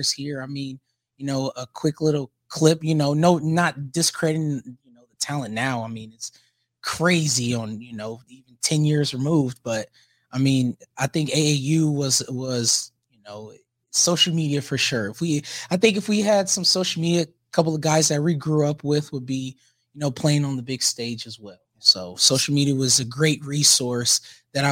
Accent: Omaha, Nebraska, United States; also born or lived in Bellevue, Nebraska; I grew up in Bellevue or in Omaha, South Omaha

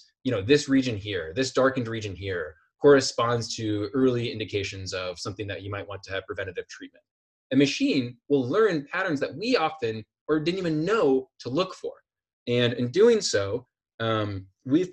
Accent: Iowa, United States; I'm from Iowa

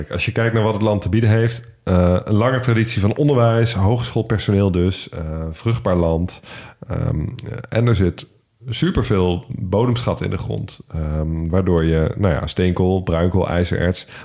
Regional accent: Nijmegen, Gelderland, Netherlands; moved away; ik kom oorspronkelijk uit Nijmegen. En eh, dat ligt natuurlijk vlak bij de Duitse grens.

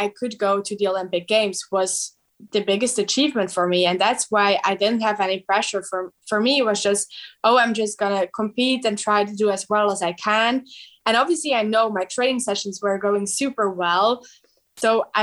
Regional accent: Belgium; I'm from Belgium

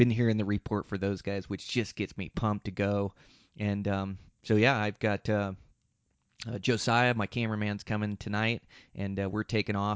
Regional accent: Montana, United States; my home state of Montana

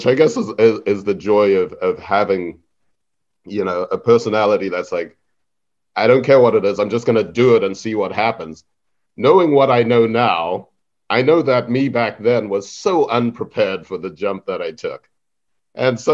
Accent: Zimbabwe; moved away; also born or lived in Harare; I was born and raised in Zimbabwe

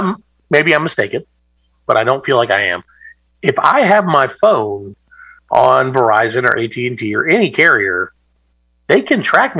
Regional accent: the South, United States; I'm from the South.

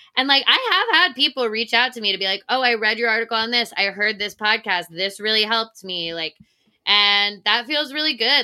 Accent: Virginia, United States; moved away as an adult; also born or lived in Delaware; now in New York, United States; I grew up, uh, for the most part in Virginia, but I moved straight from University of Delaware.

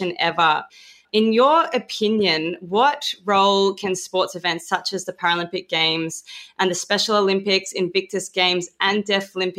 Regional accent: Australia; accent: Australian; when I start speaking in an Australian accent

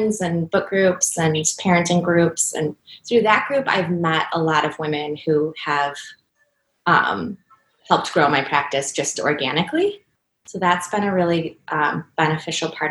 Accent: Cleveland, Ohio, United States; moved away as an adult; also born or lived in Chicago; this is my hometown

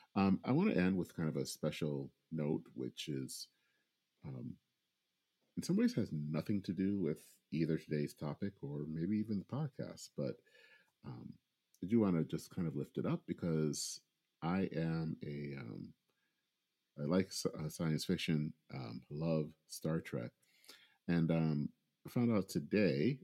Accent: Michigan, United States; growing up in Michigan

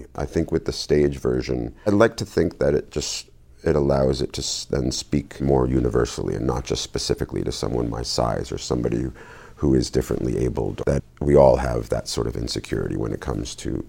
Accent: New Jersey, United States; I grew up in town in New Jersey, and we didn't move.

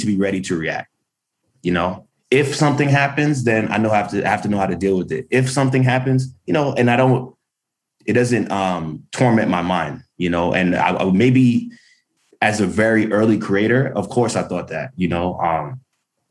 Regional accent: New York City, New York, United States; Growing up in Brooklyn in the 90s

